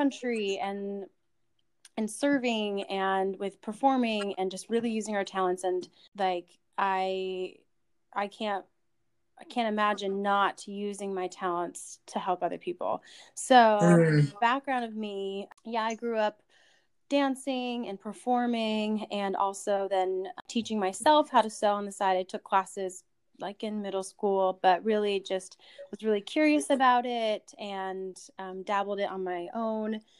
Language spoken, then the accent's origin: English; Virginia, United States; I'm from Virginia